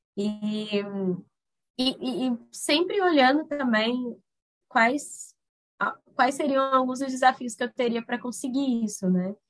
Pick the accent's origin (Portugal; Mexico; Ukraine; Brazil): Brazil; Corumbá, Mato Grosso do Sul; moved away as an adult; also born or lived in Miranda, Mato Grosso do Sul; now in Boa Vista, Brazil; eu sou natural de Corumbá, no MS, é, venho de uma família bem grande, né, que vivia na área rural pantaneira.